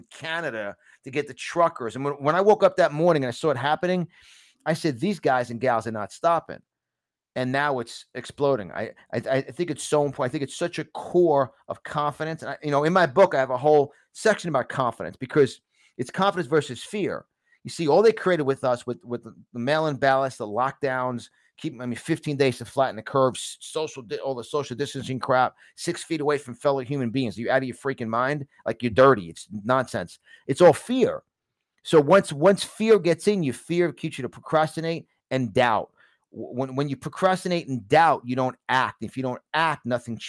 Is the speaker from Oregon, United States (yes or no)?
no; New York City, New York, United States; accent: New York; moved away; I'm from New York originally